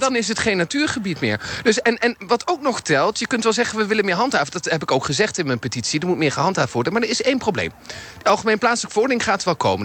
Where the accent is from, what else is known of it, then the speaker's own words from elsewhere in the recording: Nijmegen, Gelderland, Netherlands; als Nijmegenaar